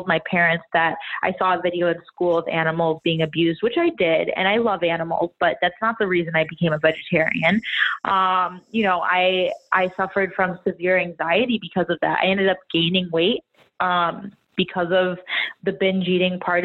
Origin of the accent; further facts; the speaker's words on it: Chicago, Illinois, United States; now in Miami, United States; I'm from Chicago, and I live in Miami now